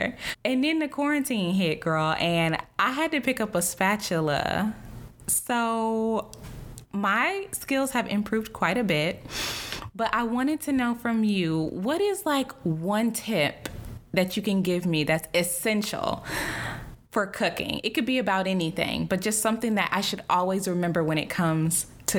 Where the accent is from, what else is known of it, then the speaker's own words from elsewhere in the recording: Texas, United States; I'm from the South, August. Okay. I'm from Texas.